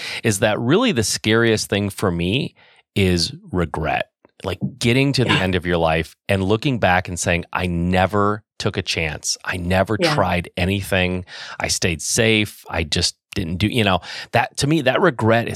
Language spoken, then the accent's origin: English; Michigan, United States; I was born and raised in Michigan. I've lived in Michigan my whole life